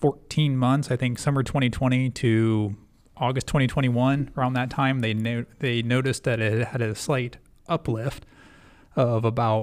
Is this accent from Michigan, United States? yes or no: no; Columbus, Ohio, United States; I mean I grew up in the Midwest in Columbus